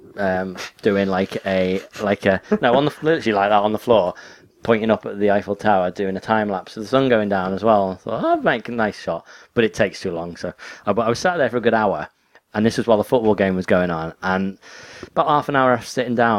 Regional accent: England, United Kingdom; I'm English.

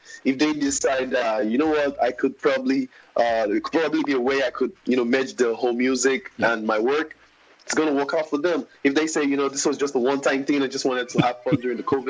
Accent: Ughelli, Delta, Nigeria; I'm from Ugeli, very close to Warri.

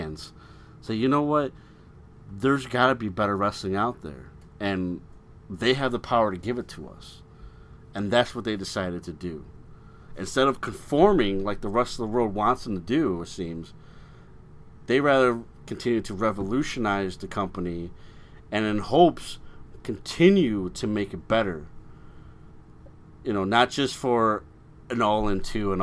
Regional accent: Chicago, Illinois, United States; I'm from Chicago. I'm so proud of my city

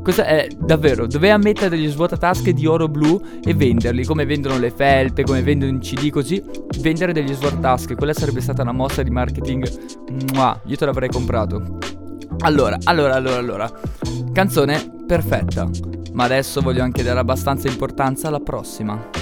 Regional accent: Upper Mantua area, Lombardy, Italy; nelle nostre parti alto mantovano

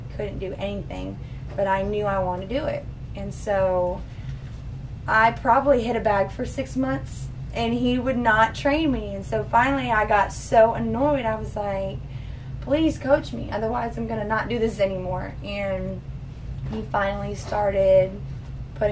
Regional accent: Port Orange, Florida, United States; now in Jacksonville, United States; originally I am from Port Orange, Florida

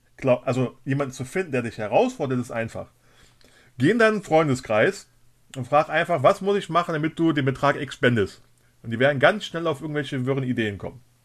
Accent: Germany; moved away; also born or lived in Cologne; ich komme ursprünglich aus der Nähe von der Luxemburger Grenze, da sagt man Moin.

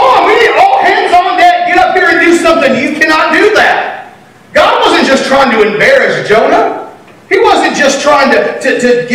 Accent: Texas, United States; I'm from Texas.

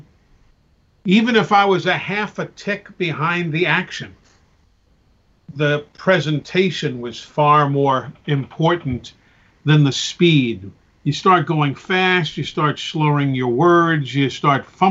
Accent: New York City, New York, United States; I grew up in New York City, where there were 77 radio stations.

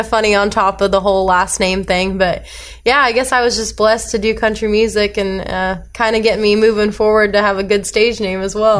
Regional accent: Fresno, California, United States; I grew up in Fresno

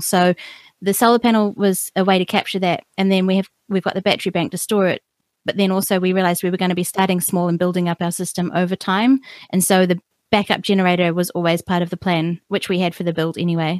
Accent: New Zealand; I'm a New Zealander born and bred here

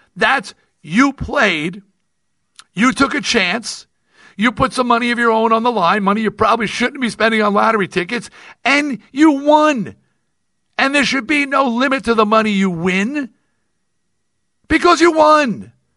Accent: United States; now in Nevada, United States; I am American

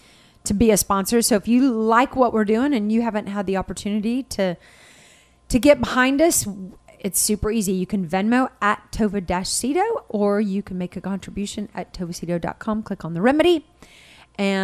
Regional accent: Texas, United States

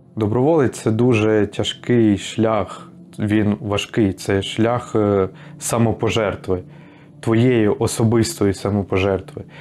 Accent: Ukraine

